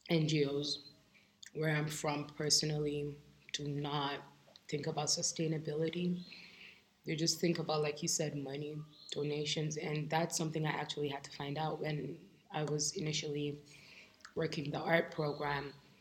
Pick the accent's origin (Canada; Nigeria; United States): Nigeria; And for me, as a Nigerian, like I said before, I feel like it is our duty